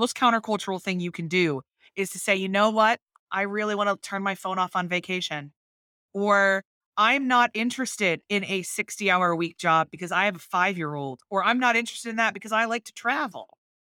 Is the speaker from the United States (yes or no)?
yes; Northeast, United States; I am very American. I was raised in the Northeast